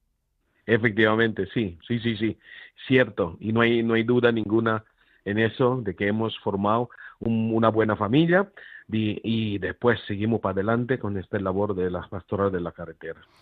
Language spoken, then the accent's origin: Spanish; Philippines; Spanish is a second language; now in Granada, Spain; yo soy filipino, extranjero